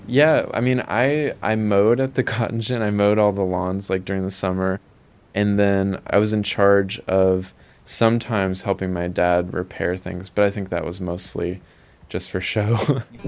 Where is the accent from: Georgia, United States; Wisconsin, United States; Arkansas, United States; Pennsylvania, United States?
Arkansas, United States; Milligan Ridge; I grew up in Arkansas in the Mississippi Delta, a really small town of 100 people called Milligan Ridge